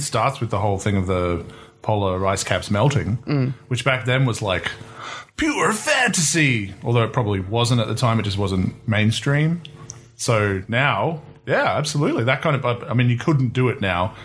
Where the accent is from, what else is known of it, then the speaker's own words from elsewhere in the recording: New Zealand; now in Australia; I'm from New Zealand, but I live in Australia